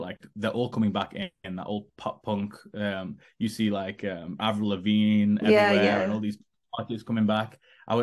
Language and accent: English; Stoke-on-Trent, West Midlands, United Kingdom; I was sitting in Stoke-on-Trent in my hometown